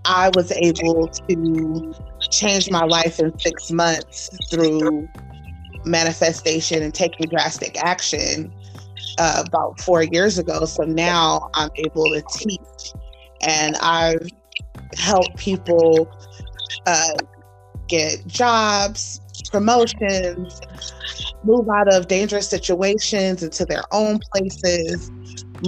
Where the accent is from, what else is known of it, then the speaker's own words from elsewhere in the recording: Los Angeles, California, United States; moved away as an adult; also born or lived in Gardena, California / Orange County, California / Anaheim, California; now in Las Vegas, United States; I grew up in Los Angeles, California, Gardena, Orange County, LA, Anaheim